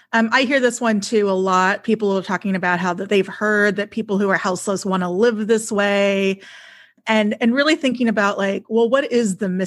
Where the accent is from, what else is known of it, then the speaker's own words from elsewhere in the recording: Texas, United States; now in Portland, United States; I'm from Texas